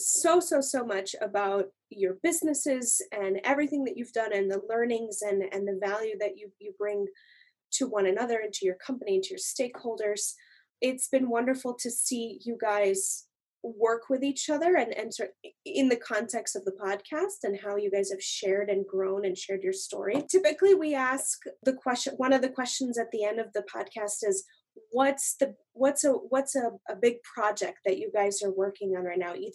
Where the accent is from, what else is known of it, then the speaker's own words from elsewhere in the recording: Montreal, Quebec, Canada; I grew up in Montreal